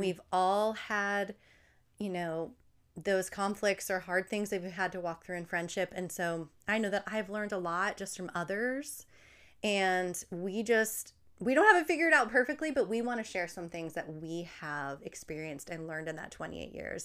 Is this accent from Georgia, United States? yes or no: no; New Jersey, United States; accent: New Jersey; my roommate and I were both from New Jersey